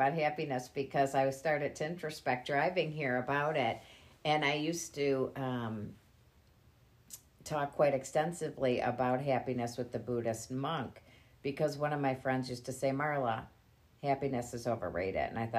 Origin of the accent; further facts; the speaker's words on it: Grosse Pointe Woods, Michigan, United States; I was raised in Grosse Pointe Woods.